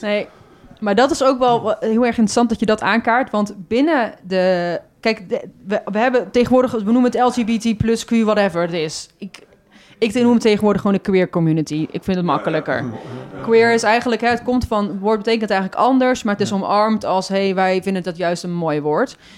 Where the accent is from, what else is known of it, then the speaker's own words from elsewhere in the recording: Goes, Zeeland, Netherlands; now in Breda, Netherlands; Ik ben daar ook in de stad geboren, in Goes